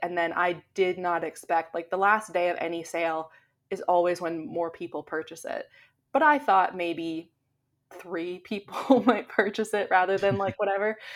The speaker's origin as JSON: {"language": "English", "country": "Canada", "said": "I'm Canadian"}